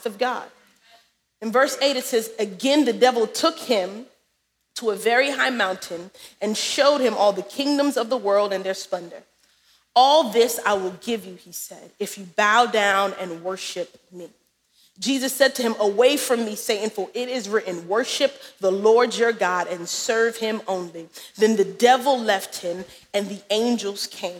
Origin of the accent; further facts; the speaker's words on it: New York City, New York, United States; We are unashamedly from Brooklyn